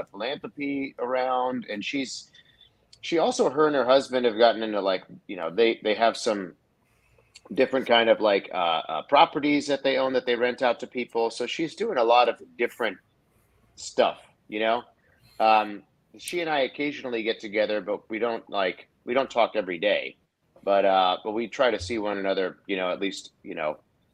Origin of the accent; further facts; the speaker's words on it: Nashville, Tennessee, United States; here in Nashville, so it's my hometown